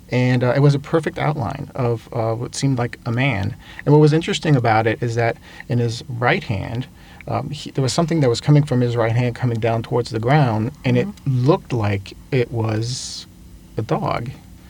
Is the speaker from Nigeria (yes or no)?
no; Montreal, Quebec, Canada; first language French; English is a second language; I'm originally from Montreal, Canada.